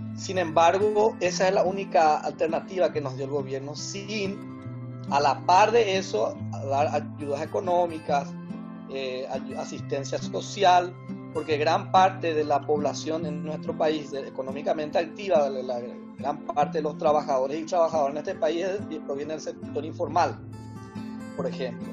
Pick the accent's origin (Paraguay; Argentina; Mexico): Paraguay; Asunción; de Asunción, del Paraguay